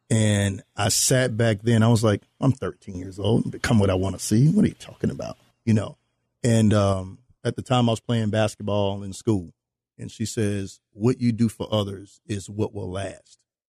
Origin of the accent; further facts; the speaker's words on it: New Orleans, Louisiana, United States; those of us that are from New Orleans